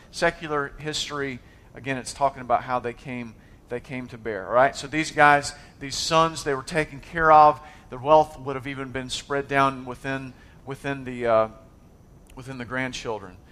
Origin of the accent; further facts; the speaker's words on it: United States; I was born in America.